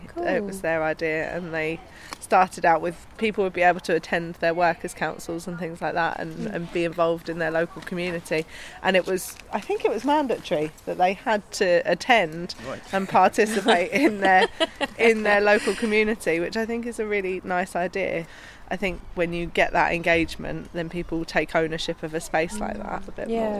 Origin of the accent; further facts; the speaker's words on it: Forest Gate, London, United Kingdom; I grew up here in Forestgate, yeah. But I now live in Lilford.